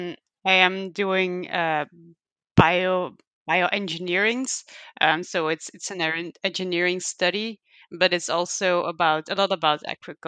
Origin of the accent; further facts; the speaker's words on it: Belgium; I am from Belgium.